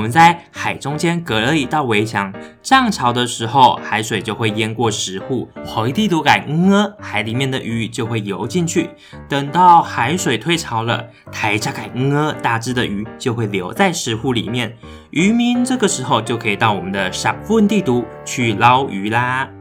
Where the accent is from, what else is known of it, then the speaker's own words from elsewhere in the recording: Xinwu, Taoyuan, Taiwan; moved away; also born or lived in Taipei; 我的家是在桃园海边的信丰